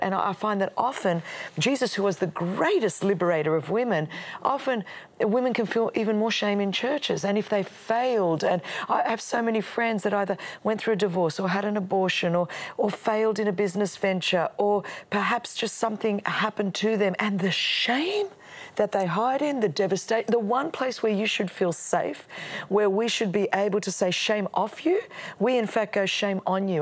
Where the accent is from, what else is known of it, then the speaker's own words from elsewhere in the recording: Australia; first language Greek; English is a second language; my parents um, came over from Alexandria, Egypt. My grandparents were from Greece, and so we were immigrants into Australia